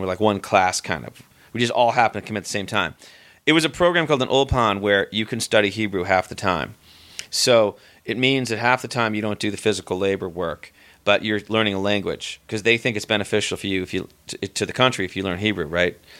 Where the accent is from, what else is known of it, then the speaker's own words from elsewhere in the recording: near Boston, Massachusetts, United States; moved away; the town I grew up in near Boston